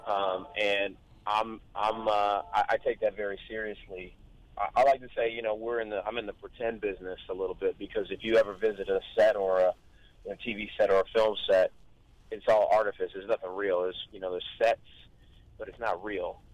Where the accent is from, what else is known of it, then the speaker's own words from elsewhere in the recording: Long Beach, California, United States; I grew up in East Long Beach.